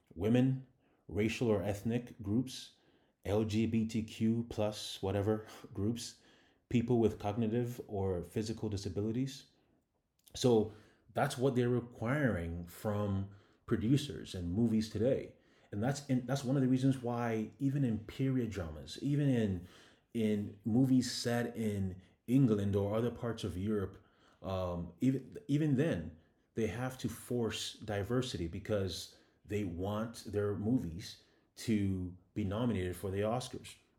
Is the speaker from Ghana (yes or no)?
yes; Ghana; moved away; also born or lived in Canada; I'm a Ghanaian immigrant, and I was living in Canada at the time